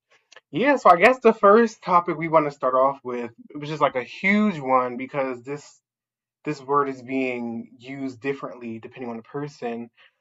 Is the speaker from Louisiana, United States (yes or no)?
no; Philadelphia, Pennsylvania, United States; I use he/him or any pronouns, but usually he/him. And I'm from Philly